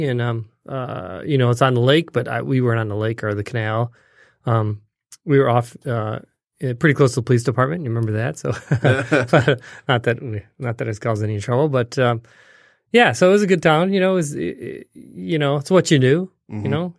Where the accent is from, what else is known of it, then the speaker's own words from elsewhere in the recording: St. Clair Shores, Michigan, United States; also born or lived in Detroit; I was born in Detroit. Mm. So I'm, grew up in the suburbs of Detroit, St. Clair Shores, so pretty close. I've been in Michigan ever since.